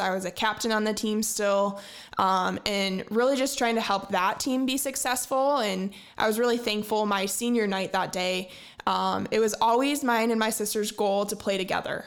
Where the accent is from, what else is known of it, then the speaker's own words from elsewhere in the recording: Fruitport, Michigan, United States; I grew up in Ferrisburg, Michigan, uh, just north of Grand Haven